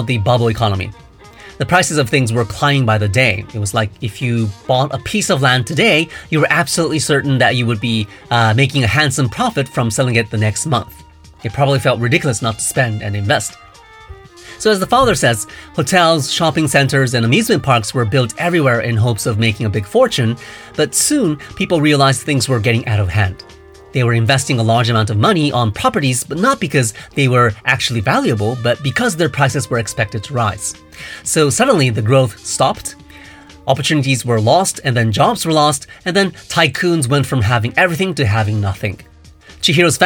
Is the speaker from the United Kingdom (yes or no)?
no; Japan; I was born and brought up in Japan